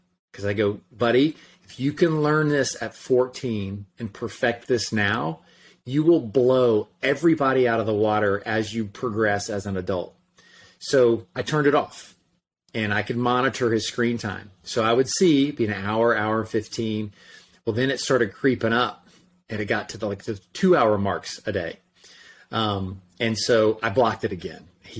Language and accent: English; Orlando, Florida, United States; from Orlando. Who in the world would want to read a book that I wrote?